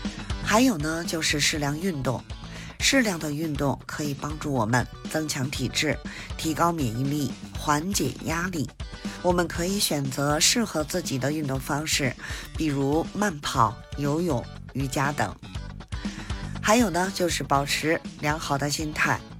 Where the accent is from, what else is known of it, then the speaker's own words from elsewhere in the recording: Beijing, China; 我是北京的…，咱们下期节目再